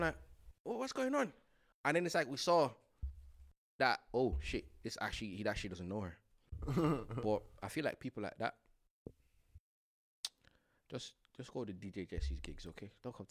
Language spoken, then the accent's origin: English; Dublin, Leinster, Ireland; I'm from Dublin. I don't know these ends.